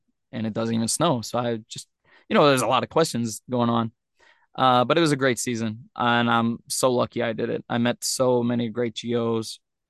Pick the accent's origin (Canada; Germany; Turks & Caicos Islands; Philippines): Turks & Caicos Islands; now in Japan; I come from Turks and Caicos. I want to do some crazy, weird stuff.